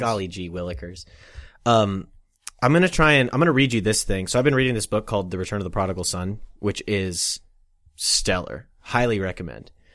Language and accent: English; Olathe, Kansas, United States; that's where I'm from